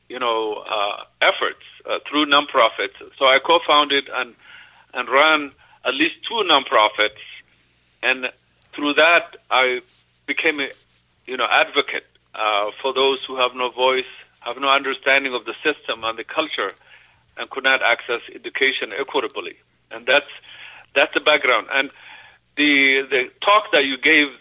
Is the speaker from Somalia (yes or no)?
yes; Mogadishu, Banaadir, Somalia; moved away as an adult; also born or lived in Ethiopia / Boston / Washington, D.C. / Atlanta; now in Mankato, United States; I grew up in Mogadishu, Somalia, and I came to the United States in 1982, about 40 years ago, as a young man to go to school.